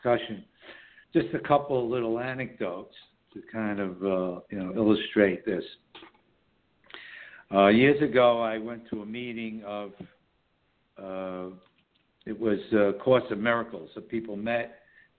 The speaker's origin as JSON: {"language": "English", "town": "New York City", "region": "New York", "country": "United States", "tie": "born or raised there", "lives_now": "Southern Hudson Valley, New York, United States", "said": "we broadcast from the Southern Hudson Valley region of New York State, which is the northern suburbs of New York City, my hometown"}